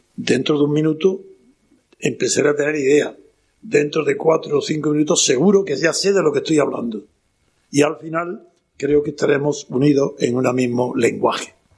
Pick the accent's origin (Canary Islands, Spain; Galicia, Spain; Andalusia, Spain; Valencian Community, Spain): Andalusia, Spain; Órgiva; Soy, como sabéis, granadino, de Granada, en concreto de la Alpujarra, de Órgiva.